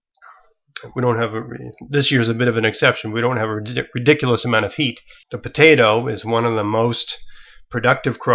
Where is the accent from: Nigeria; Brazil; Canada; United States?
Canada; I'm a Canadian